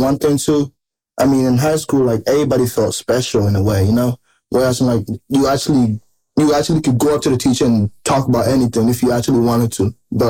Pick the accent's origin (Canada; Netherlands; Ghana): Ghana; now in United States; I'm originally from Ghana. I came here in 2012